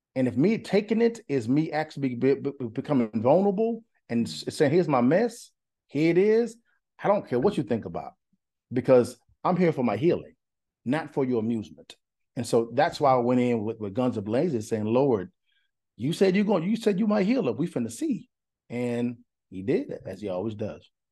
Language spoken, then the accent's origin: English; Huntington, Texas, United States; moved away; also born or lived in Dallas, Texas; I'm from East Texas, Lufkin, Nacogdoches, Huntington, Huntington, Texas